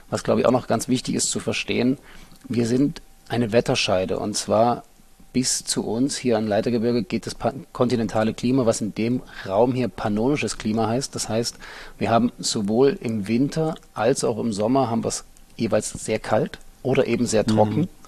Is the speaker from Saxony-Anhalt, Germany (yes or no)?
yes; Halle an der Saale, Saxony-Anhalt, Germany; moved away; ich komme ursprünglich aus Halle an der Saale, also aus Ostdeutschland. Bin kurz vor der Wende dann nach Hannover gegangen. Danach habe ich in Köln studiert